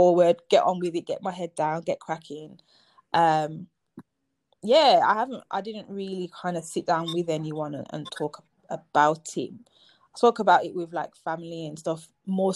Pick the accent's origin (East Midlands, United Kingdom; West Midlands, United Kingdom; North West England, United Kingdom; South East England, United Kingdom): West Midlands, United Kingdom; Birmingham; moved away as an adult; also born or lived in London; I'm back in my hometown 10 years later, a decade later